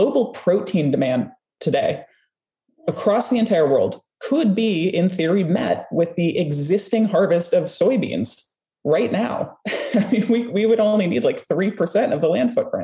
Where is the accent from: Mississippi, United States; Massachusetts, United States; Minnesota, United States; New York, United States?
Minnesota, United States; I'm from the American Midwest, I'm from Minnesota